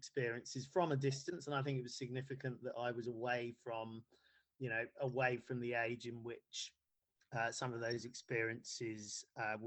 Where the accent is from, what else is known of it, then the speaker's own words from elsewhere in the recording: Bedfordshire, East of England, United Kingdom; also born or lived in Ghana / Nottingham; we moved to Bedfordshire to a small market town there. And then I did all of my schooling there